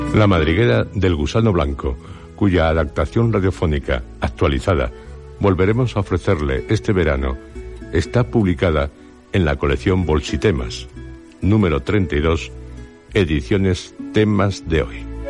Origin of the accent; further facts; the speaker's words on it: Asturias, Spain; mi tierra, Asturias